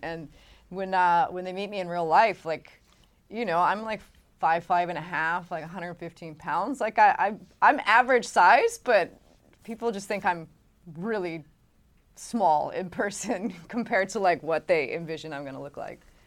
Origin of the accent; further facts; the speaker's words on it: Hawaii, United States; growing up in Hawaii